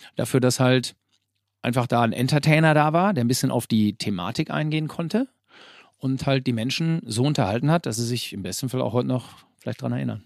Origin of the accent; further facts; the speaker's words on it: Herford, North Rhine-Westphalia, Germany; now in Bünde, Germany; derzeit leben wir in Bünde. Das ist also ganz unweit äh, von Herford. Aber wir sind gebürtige Herforder